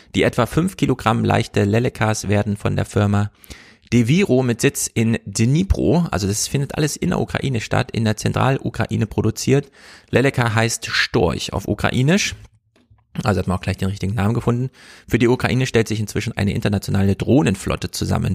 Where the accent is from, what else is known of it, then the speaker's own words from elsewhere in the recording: Jena, Thuringia, Germany; ich komme ja aus Jena